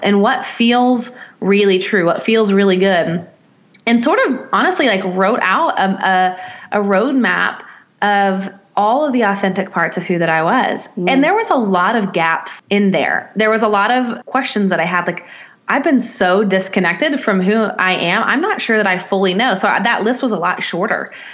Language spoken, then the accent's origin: English; Nashville, Tennessee, United States; I'm from Nashville, Tennessee, in the states, in the in the deep mm. South